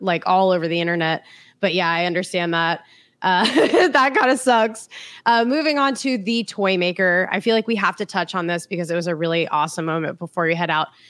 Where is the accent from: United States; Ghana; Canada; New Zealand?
United States; as an American